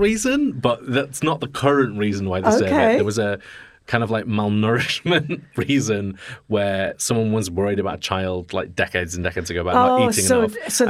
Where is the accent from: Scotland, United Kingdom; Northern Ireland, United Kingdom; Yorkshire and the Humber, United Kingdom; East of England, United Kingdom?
Yorkshire and the Humber, United Kingdom; Yorkshire. We're from Yorkshire.